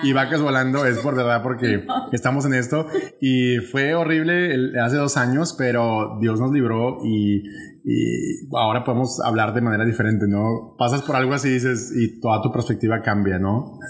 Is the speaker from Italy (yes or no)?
no; Monterrey, Nuevo León, Mexico; accent: northern Mexican regionalism; moved away as an adult; now in Puerto Rico; en Monterrey, México, de donde soy originario